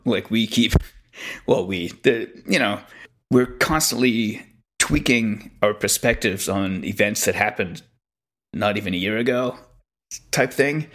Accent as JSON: {"language": "English", "region": "Quebec", "country": "Canada", "tie": "born or raised there", "said": "growing up in Quebec"}